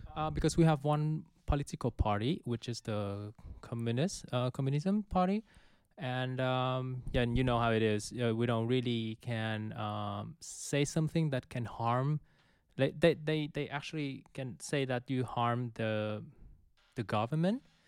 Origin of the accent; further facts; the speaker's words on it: Vietnam; now in Netherlands; I'm from Vietnam